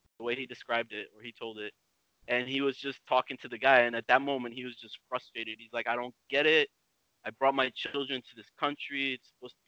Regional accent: United States; moved away as an adult; also born or lived in Addis Ababa, Ethiopia / Cameroon; now in Stockholm, Sweden; I grew up in the States

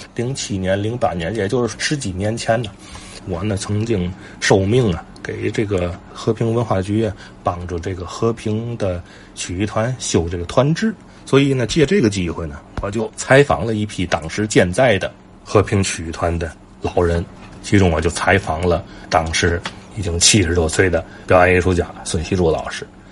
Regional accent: Tianjin, China; 咱们天津人

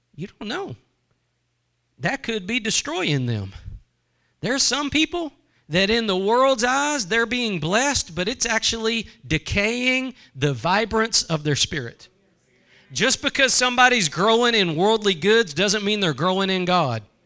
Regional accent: United States; as American Christians

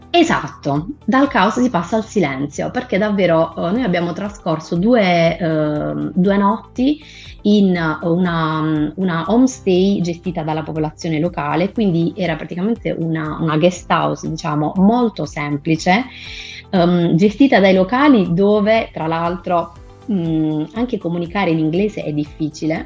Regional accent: Alberobello, Apulia, Italy; Sono pugliese di Albero Bello

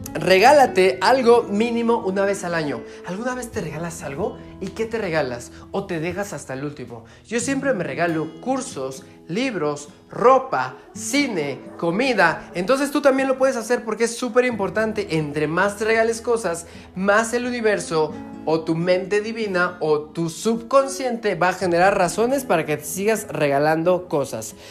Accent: Mexico; viajando todas las semanas por toda mi República Mexicana

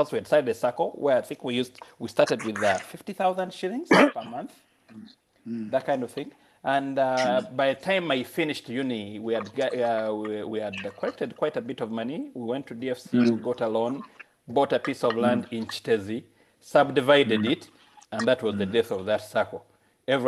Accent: Uganda; moved away as an adult; I'm from Uganda.

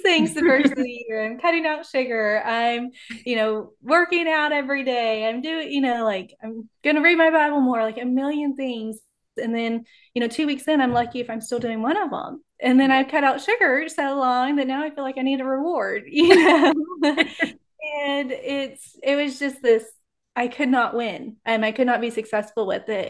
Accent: Texas, United States; now in Oklahoma City, United States; I grew up in Texas, and now I'm in Oklahoma City

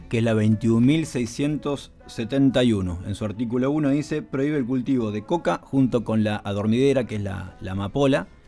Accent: Argentina; yo soy oriundo de Uribe

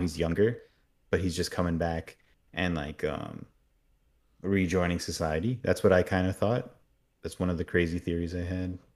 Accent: Miami, Florida, United States; I grew up a lot in Miami and there's a lot of hurricanes there

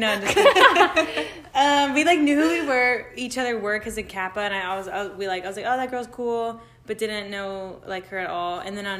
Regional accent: Frisco, Texas, United States; moved away as an adult; also born or lived in Mississippi; now in Oxford, United States; I'm from Frisco, Texas, which is right by Dallas, and came to Ole Miss. I'm a junior now

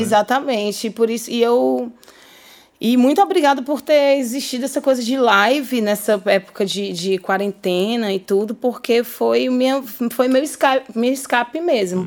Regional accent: Fortaleza, Ceará, Brazil; born or raised there

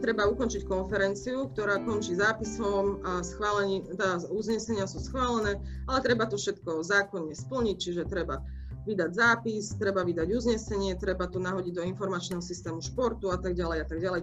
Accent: Martin, Žilina Region, Slovakia; moved away as an adult; also born or lived in Ružomberok / Trnava; ja pochádzam z Martina

